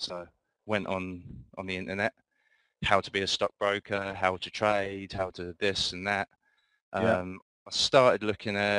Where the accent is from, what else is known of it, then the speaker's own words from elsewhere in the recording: Luton, East of England, United Kingdom; I'm from Luton in the United Kingdom